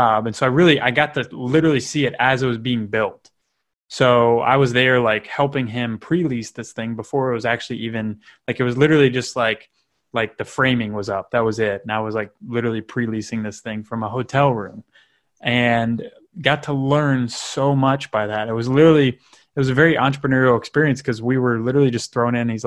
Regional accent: Northern Kentucky, United States; I grew up in Northern Kentucky

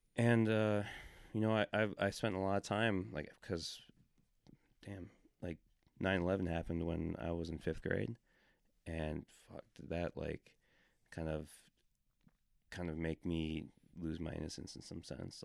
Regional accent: Milwaukee suburb, Wisconsin, United States; moved away; I grew up in not a small town, twenty-six thousand people, but it was in a, um, suburb of, of, uh, Milwaukee suburb in Wisconsin.

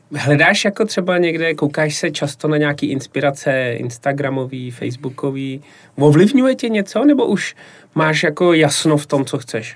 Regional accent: Plzeň, Plzeň Region, Czechia; jako Plzeňák

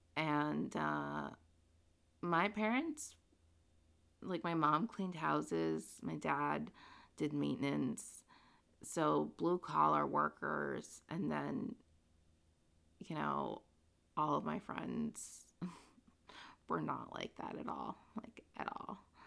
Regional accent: Princeton, New Jersey, United States; I was born in Princeton, New Jersey to immigrant parents. My parents came from Guatemala and they settled in Princeton and I went to elementary school in Princeton

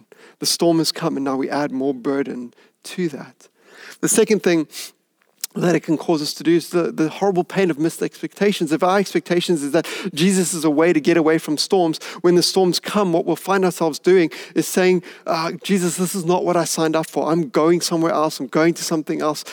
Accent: Hout Bay, Western Cape, South Africa; I grew up in Hout Bay

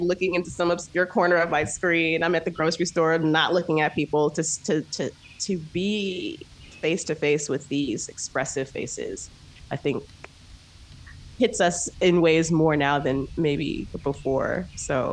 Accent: Naperville, Illinois, United States; my formative years are outside of Chicago

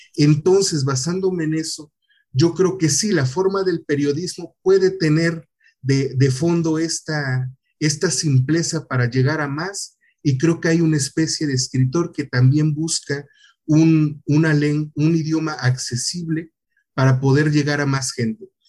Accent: Tihuatlán, Veracruz, Mexico; moved away as an adult; also born or lived in Poza Rica / Xalapa; yo vengo de un municipio muy pequeño de, de Veracruz

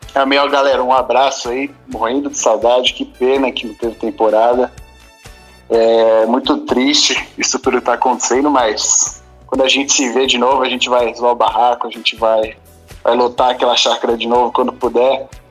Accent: São Paulo, Brazil; sou de São Paulo, sou da igreja

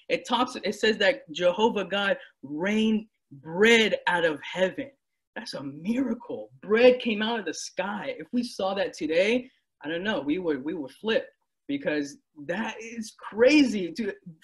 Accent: United States; I was born and raised in the United States. I'm born and raised here

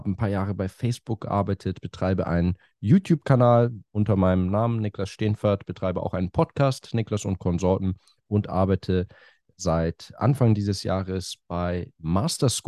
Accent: Hamburg, Germany; moved away as an adult; also born or lived in Cambridge / France; now in London, United Kingdom; Ich komme aus Hamburg ursprünglich, lebe aber schon länger in London.

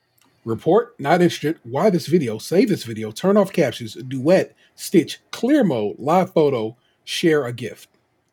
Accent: Cleveland, Ohio, United States; because this story has showed up on, I'm from Cleveland, and I was like, what the fuck?

